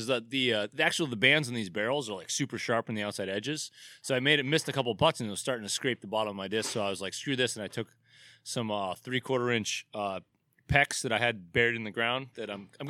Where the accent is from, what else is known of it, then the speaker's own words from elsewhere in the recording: Dover, New Hampshire, United States; I mean, I grew up in New Hampshire. I lived up there. Like, I was the brewer at Portsmouth Brewery, and I lived in Dover, New Hampshire.